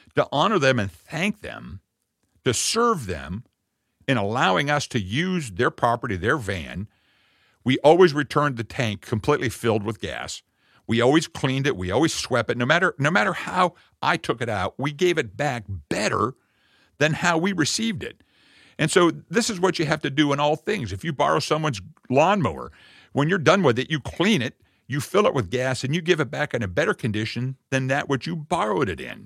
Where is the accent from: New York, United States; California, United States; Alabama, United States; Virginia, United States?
Virginia, United States; Jamestown; I'm actually from the birthplace of America, from, uh, the digital, uh, Eastern Gate, Jamestown